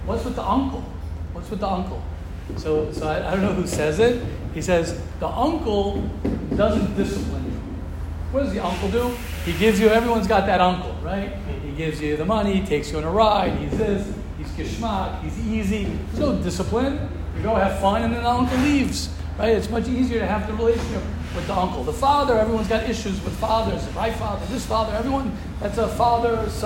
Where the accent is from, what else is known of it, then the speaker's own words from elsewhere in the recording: United States; moved away; I come from America.